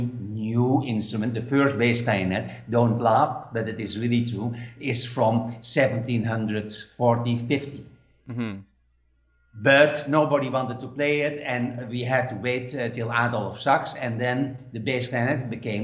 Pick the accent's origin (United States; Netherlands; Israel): Netherlands; English is a second language; now in Spain; I'm living now in Spain, but I'm from Holland